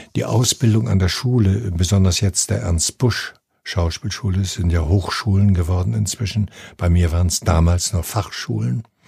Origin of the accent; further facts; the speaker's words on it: 90 km west of Gdańsk, Pomeranian Voivodeship, Poland; moved away; in meiner Heimatstadt, das ist äh, im jetzigen Polen oben an der Ostsee, 90 Kilometer westlich von Danzig